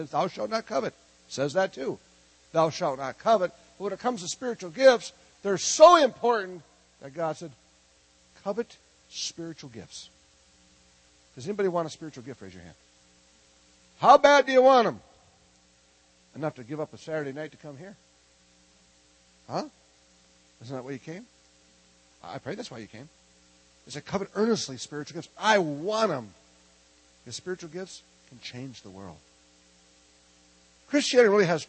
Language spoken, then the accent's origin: English; Minnesota, United States; I'm from Minnesota.